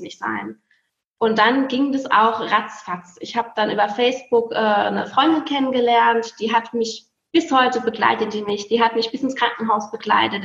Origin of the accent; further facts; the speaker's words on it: near Speyer, Rhineland-Palatinate, Germany; also born or lived in Heilbronn / Filderstadt; now in Bergisch Gladbach, Germany; Ich komme ja gebürtig aus der Nähe von Speyer